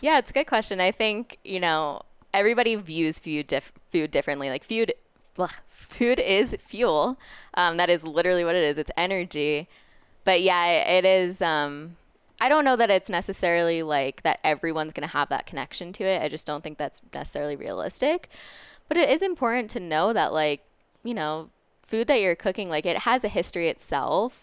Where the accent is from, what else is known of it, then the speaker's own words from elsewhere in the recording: Westchester County, New York, United States; moved away as an adult; also born or lived in Boulder, Colorado; now in Denver, United States; I'm from New York, um, from Westchester County originally, and now I live in Denver